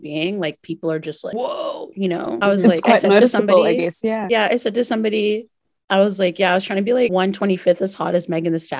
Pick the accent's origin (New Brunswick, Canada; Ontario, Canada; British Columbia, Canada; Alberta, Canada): New Brunswick, Canada; moved away as an adult; also born or lived in Montreal; I grew up in New Brunswick with immigrant parents